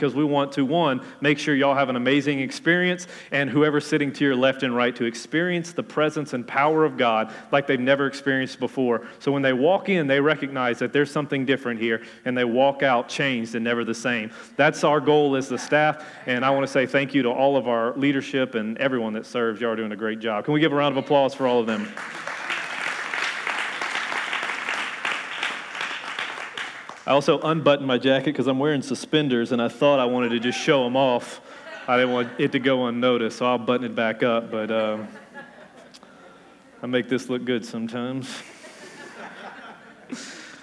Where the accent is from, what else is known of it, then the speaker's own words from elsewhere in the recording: Louisiana, United States; accent: Cajun; being a Cajun from Louisiana